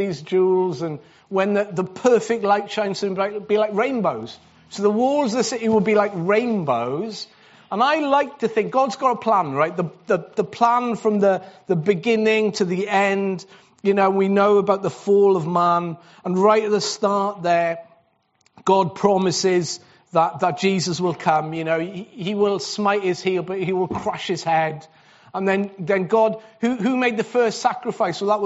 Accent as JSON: {"language": "English", "region": "Wales", "country": "United Kingdom", "said": "I'm Welsh"}